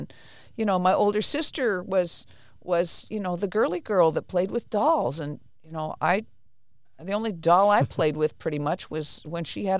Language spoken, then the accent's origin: English; India; born there; So I was born in India. My parents were missionaries, really good people.